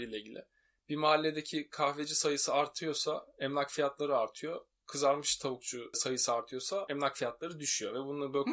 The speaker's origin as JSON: {"language": "Turkish", "country": "Turkey", "said": "ben de Türk'üm"}